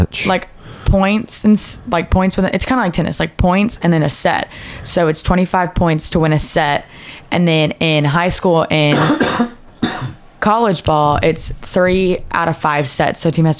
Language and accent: English; Decatur, Texas, United States; Decatur, Texas. It's like an hour-ish, like 45 minutes, an hour northwest of Dallas-Fort Worth area.